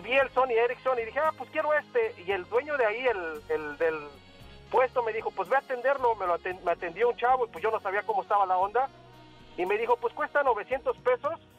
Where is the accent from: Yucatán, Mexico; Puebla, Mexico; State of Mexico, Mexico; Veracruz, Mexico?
Puebla, Mexico; moved away; also born or lived in Mexico City; yo soy de Puebla